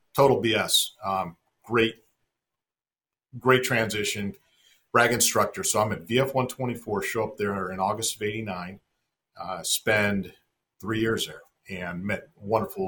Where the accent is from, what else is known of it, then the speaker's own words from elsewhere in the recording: Arizona, United States; I grew up in Arizona